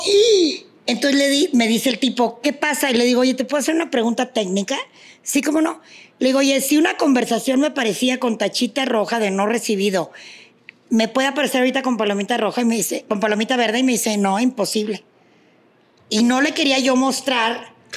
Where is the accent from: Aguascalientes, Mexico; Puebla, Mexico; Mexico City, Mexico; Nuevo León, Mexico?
Nuevo León, Mexico; moved away; allá en mi tierra, en Nuevo León